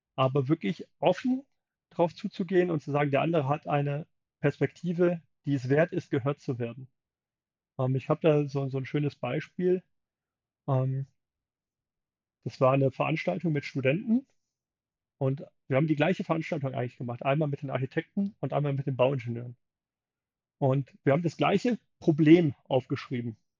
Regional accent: Germany; wir schauen als Deutsche auch sehr gerne drauf

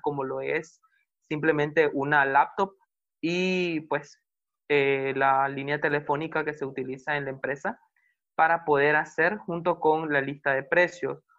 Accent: Nicaragua; soy nicaragüense

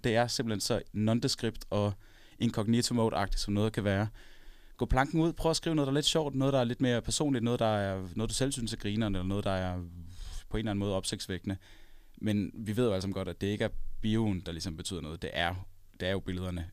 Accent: Copenhagen, Capital Region of Denmark, Denmark; så er jeg ikke fra Aarhus oprindeligt. Jeg er fra København

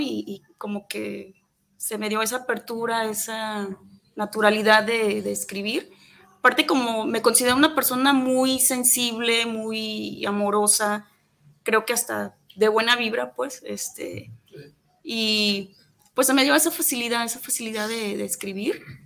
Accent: Atotonilco el Alto, Jalisco, Mexico; moved away; allá en el pueblo de donde soy, a Totonilco el Alto

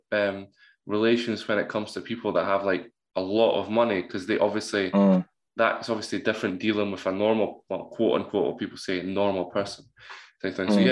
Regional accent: Scotland, United Kingdom; I'm from Scotland

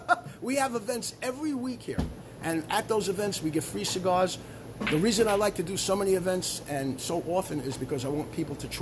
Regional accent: New York City, New York, United States; moved away as an adult; also born or lived in Swedesboro, New Jersey; now in New Jersey, United States; I'm from Brooklyn, New York

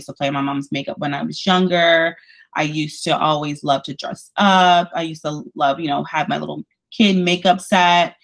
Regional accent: Detroit, Michigan, United States; moved away as an adult; now in Tampa, United States; born and raised in Detroit, Michigan

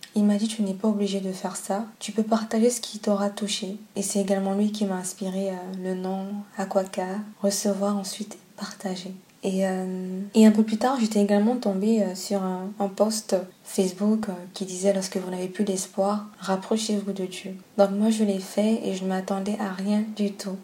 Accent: Gabon; comme on dit chez moi au Gabon

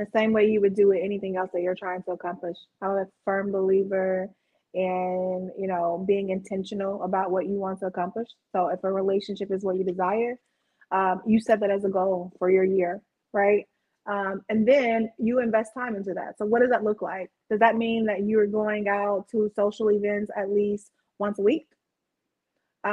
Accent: Alabama, United States; moved away as an adult; now in Chicago, United States; I didn't grow up in Chicago. I'm from Alabama.

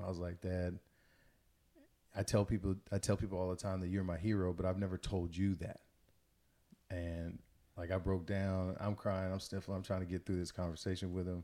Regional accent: Missouri City, Texas, United States; I grew up in Missouri City, Texas

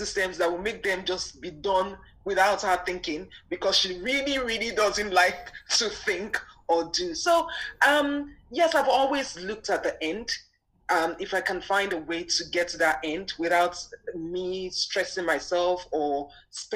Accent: Nigeria; I grew up in Nigeria

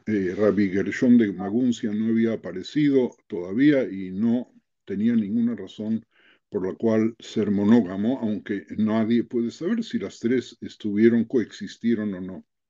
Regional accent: Buenos Aires, Argentina; moved away as an adult; also born or lived in Mexico / Madrid; now in Israel; nací en Buenos Aires hace 80 años atrás, residí 17 años en México, residí 4 años en Madrid y hace 30 años que estoy en Israel

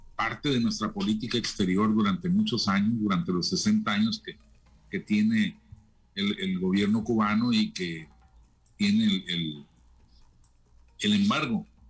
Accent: Mexico

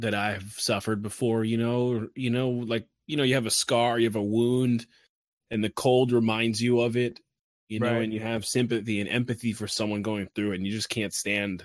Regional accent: New Jersey, United States; I grew up a lot in North Jersey

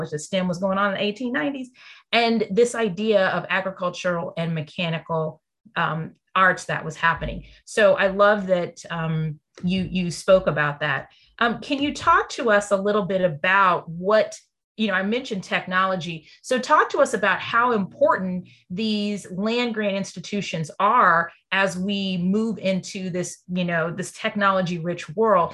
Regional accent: Texas, United States; I'm from Texas

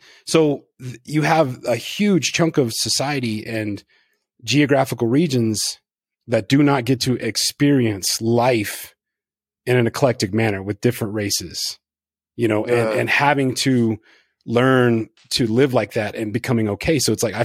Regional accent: Northeast Louisiana, United States; I was raised in Northeast Louisiana

